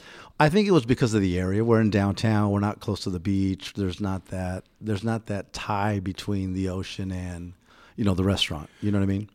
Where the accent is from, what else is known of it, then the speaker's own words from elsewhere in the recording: Riverside, California, United States; moved away as an adult; now in San Diego, United States; I am originally from the Riverside area